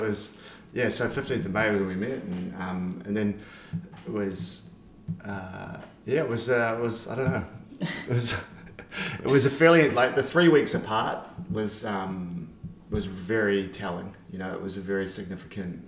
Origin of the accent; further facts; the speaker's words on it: New Zealand; moved away; also born or lived in Spain; I'm from New Zealand